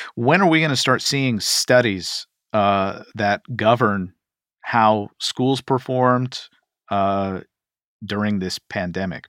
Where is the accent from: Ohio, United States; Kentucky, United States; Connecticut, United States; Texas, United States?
Kentucky, United States; my home state of Kentucky